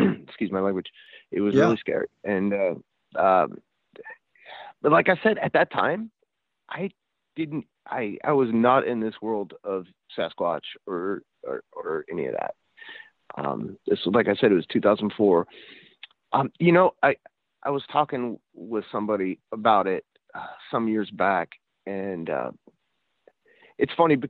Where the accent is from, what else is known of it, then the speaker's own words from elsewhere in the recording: Sacramento, California, United States; we're from Sacramento originally, and I moved back to Sacramento